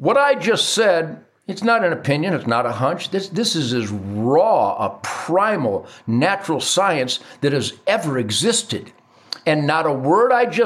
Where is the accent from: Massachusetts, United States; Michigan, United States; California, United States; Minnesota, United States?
Michigan, United States; Detroit; I was taught chores in being an asset to my family growing up in Detroit.